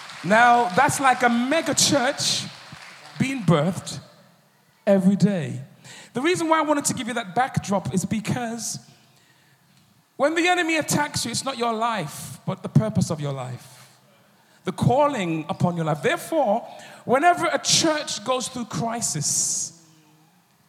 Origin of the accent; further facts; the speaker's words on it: United Kingdom; I'm a producer from the United Kingdom.